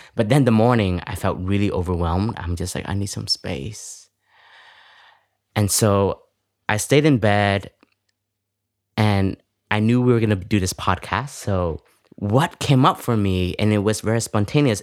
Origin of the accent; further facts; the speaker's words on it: Toronto, Ontario, Canada; English is a second language; moved away; I was raised in Canada, in Toronto, and coming from an immigrant family